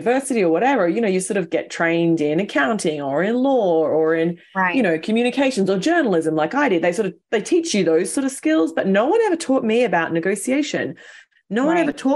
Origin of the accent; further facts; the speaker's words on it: Australia; accent: Aussie; moved away as an adult; now in New York City, United States; I'm Aussie, which probably your listeners can tell from the way that I sound